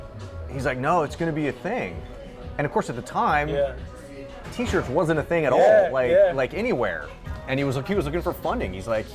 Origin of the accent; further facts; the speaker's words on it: Lee's Summit, Missouri, United States; I grew up in Lee Summit.